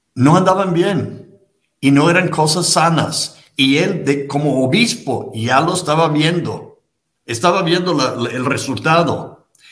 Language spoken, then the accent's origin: Spanish; United States; en Estados Unidos, donde yo nací y me trataron de educarme